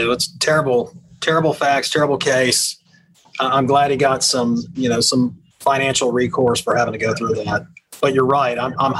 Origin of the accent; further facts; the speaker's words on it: Jacksonville, Florida, United States; now in Chicago, United States; I'm from Jacksonville.